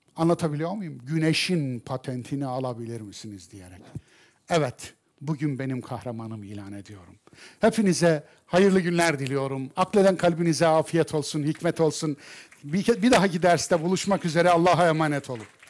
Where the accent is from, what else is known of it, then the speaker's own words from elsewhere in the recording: Kayseri Province, Turkey; ben Kayserliyim